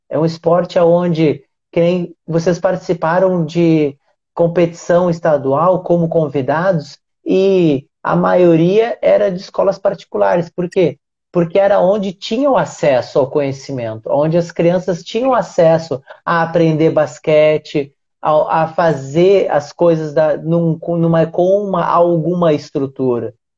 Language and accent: Portuguese; Uruguaiana, Rio Grande do Sul, Brazil; eu sou gaúcho, né? É, e morei em alguns lugares do, do Rio Grande do Sul, mas a, a minha cidade, que é uruguaiana